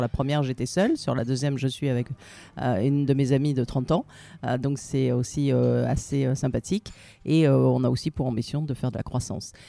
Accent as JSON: {"language": "French", "town": "Marseille", "region": "Provence-Alpes-Côte d'Azur", "country": "France", "also_born_or_lived": "Paris", "moved": "as an adult", "said": "je suis marseillaise, je suis venue à Paris pour finir mes études."}